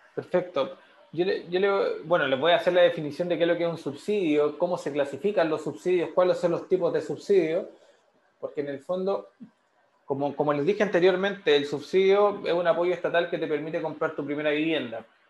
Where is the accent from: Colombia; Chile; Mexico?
Chile; San Miguel, Santiago Metropolitan Region; yo soy oriundo de San Miguel